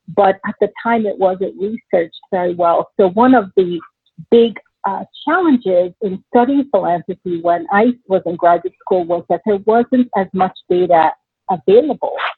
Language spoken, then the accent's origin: English; Nigeria; moved away; also born or lived in New York City, United States; my parents moved back to Nigeria when I was six months old so I had the opportunity to grow up in a completely different part of the world